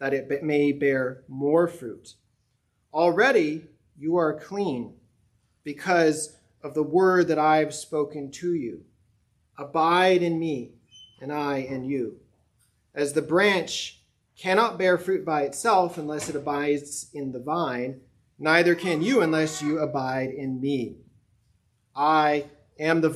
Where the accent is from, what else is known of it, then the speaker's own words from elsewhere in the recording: Colorado, United States; moved away; even where I grew up in Colorado, our home got its water from an artesian spring because we were in the mountains